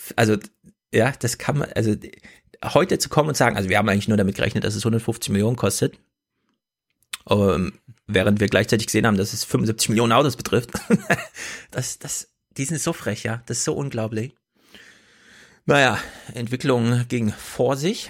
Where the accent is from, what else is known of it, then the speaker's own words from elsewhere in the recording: Thuringia, Germany; moved away; Thüringen ist natürlich nur meine Herkunftsheimat.